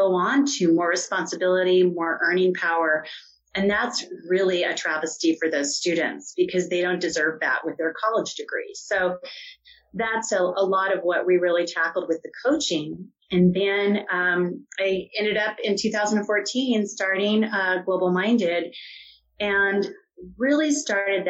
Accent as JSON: {"language": "English", "town": "Tucson", "region": "Arizona", "country": "United States", "tie": "born or raised there", "also_born_or_lived": "New York City", "moved": "as an adult", "said": "I grew up in Tucson and moved to New York City"}